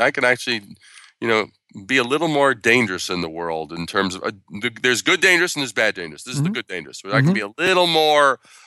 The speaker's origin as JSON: {"language": "English", "town": "Brooklyn", "region": "New York", "country": "United States", "tie": "born there", "said": "I was born in Brooklyn at a very young age."}